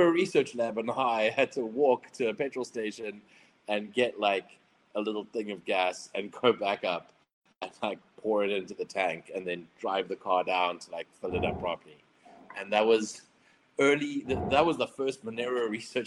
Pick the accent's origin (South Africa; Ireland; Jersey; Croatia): South Africa; being South African